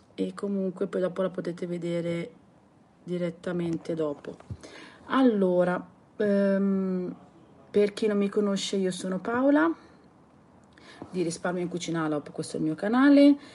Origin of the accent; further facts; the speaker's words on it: Southern Italy, Italy; io sono terrona e noi siamo abituati comunque a gesticolare sempre